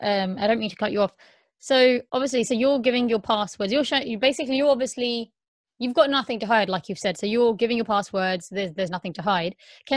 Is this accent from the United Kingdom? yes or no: yes; United Kingdom; a lot of the girls who are Muslim, like us brought up here, people assume, oh, we're British